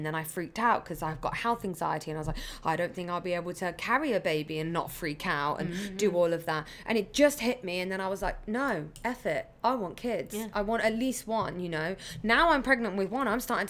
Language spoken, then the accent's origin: English; England, United Kingdom; when they found out I was pregnant here from England, they say, do you have like friends? Do you have family?